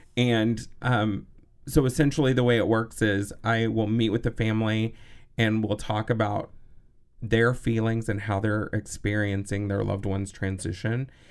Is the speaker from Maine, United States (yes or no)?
no; Texas, United States; also born or lived in Los Angeles, United States; now in Madison, United States; growing up in Texas in the seventies